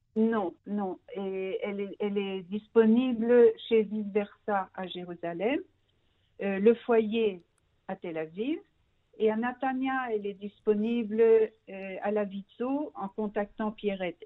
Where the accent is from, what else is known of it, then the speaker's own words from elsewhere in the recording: Brussels, Brussels-Capital Region, Belgium; moved away as an adult; now in Israel; je suis née et j'ai grandi en Belgique, à Bruxelles